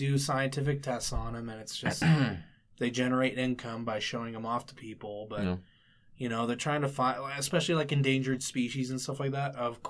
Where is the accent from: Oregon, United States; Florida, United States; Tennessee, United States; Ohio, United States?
Ohio, United States; We are from Ohio.